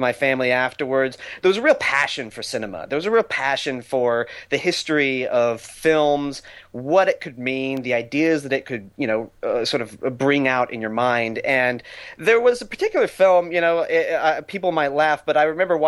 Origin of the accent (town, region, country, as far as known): Texas, United States; born or raised there; also born or lived in New Orleans, Louisiana / Boston; now in Los Angeles, United States